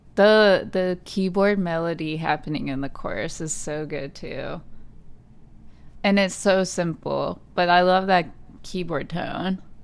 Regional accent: United States; being American

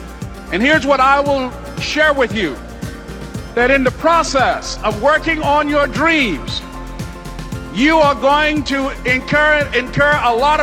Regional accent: Miami, Florida, United States; I was born in Miami, Florida, in an area called Liberty City, in an abandoned building on a hard linoleum floor with my twin brother

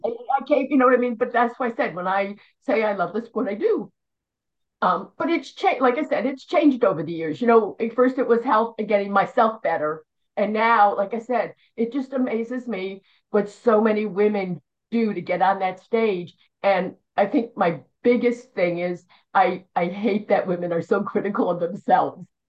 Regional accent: outside Philadelphia, Pennsylvania, United States; moved away; I'm from Philly, well outside Philly

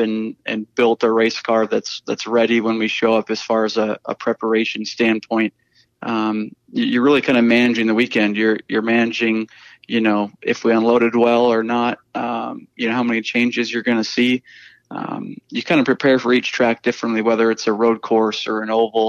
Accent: Iowa, United States; moved away as an adult; also born or lived in North Carolina; I grew up in Iowa

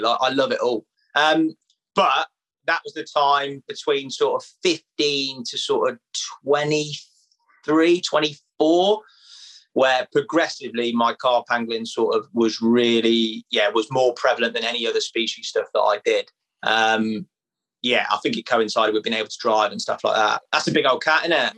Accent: Leicester, East Midlands, United Kingdom; I'm from Leicester, mate, miles away from the sea

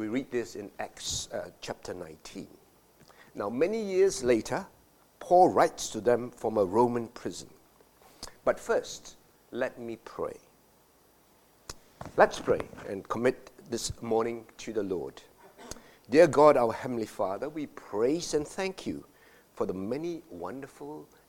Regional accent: Malaysia; As a boy growing up in Malaysia

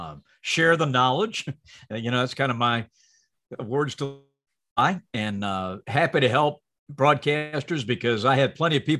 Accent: Salisbury, North Carolina, United States; moved away; my hometown and back in North Carolina

